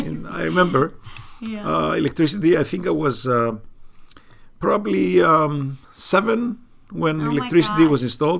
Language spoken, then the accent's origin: English; Marathovounos, Famagusta District, Cyprus; I was born and I was raised. I was growing up in Marathovnos, which was a village in the center of Mesauria, the plains of Cyprus between Lefkosia and Amochostos, in between.